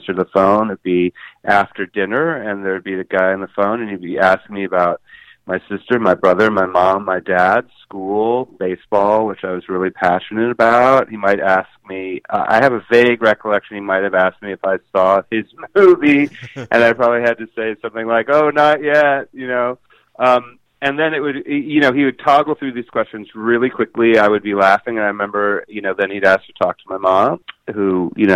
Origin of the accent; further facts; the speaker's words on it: Pennsylvania, United States; We grew up in Pennsylvania.